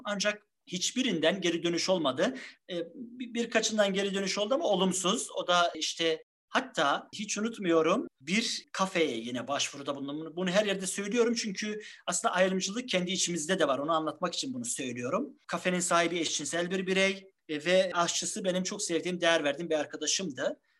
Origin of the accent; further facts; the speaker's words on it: Trabzon, Turkey; 1976 Trabzon doğumluyum.